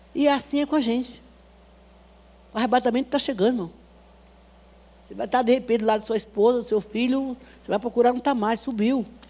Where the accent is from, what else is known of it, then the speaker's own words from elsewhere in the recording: Bahia, Brazil; moved away; a cidade que eu nasci, na Bahia